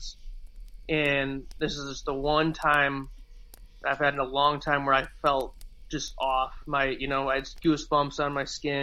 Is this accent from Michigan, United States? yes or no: yes; Michigan, United States; we're from Michigan, we see deer all the time in the woods